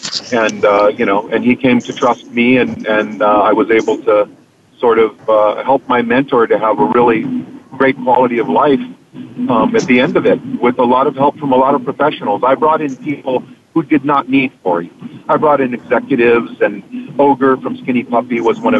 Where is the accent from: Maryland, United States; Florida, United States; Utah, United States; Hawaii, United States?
Hawaii, United States; I'm from Hawaii, and, you know, in Hawaii we have Ohana, which you probably, you know, I learned growing up